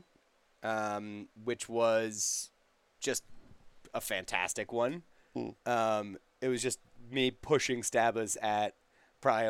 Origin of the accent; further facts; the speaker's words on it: Florida, United States; I'm from Florida